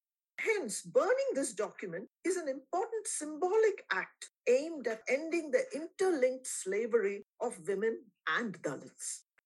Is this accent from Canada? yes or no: no; Kerala, India; now in United States; my home state of Kerala